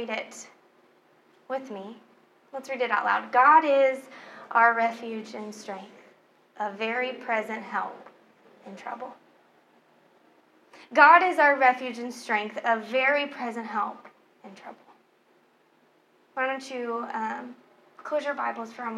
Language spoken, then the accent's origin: English; Oklahoma, United States; moved away; I was raised in Oklahoma. My family lives in Oklahoma